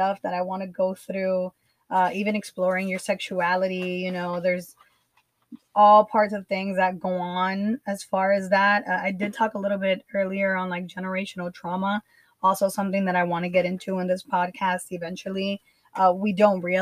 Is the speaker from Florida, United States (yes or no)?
yes; Miami, Florida, United States; also born or lived in Nicaragua; I was born in Miami. I grew up here, even though I did spend a lot of my time in Nicaragua